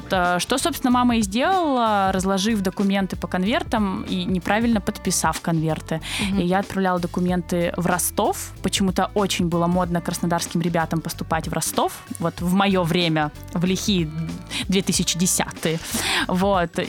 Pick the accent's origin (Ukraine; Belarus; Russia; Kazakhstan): Kazakhstan; born there; Казашка. Ну, нет, но я, но я русская. Да, то есть я родилась в Казахстане